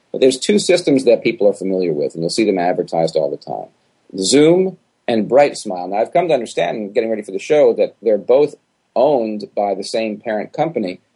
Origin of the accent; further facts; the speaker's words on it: New York, United States; now in Miami, United States; I'm from New York originally.